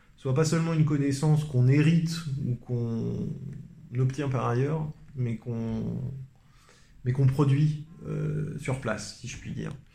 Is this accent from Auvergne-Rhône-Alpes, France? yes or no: no; Paris, Île-de-France, France; je suis parisien